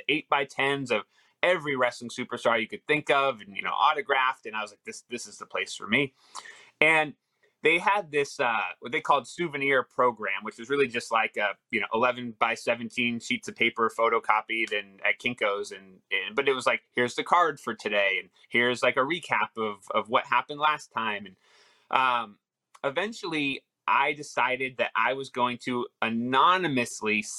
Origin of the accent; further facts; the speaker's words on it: Los Angeles, California, United States; I grew up in Van Nuys, California